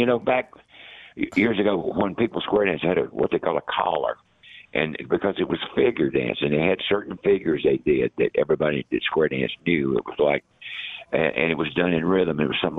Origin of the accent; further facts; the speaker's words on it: the South, United States; But I'm from the South, and I thought their attitude was funny.